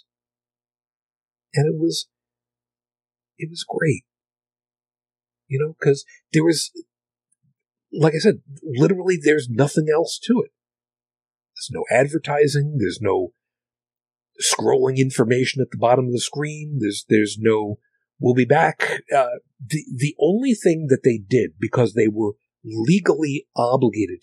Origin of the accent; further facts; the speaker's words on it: outside of New York City, United States; I grew up outside of New York City, so through the 70s, through the 80s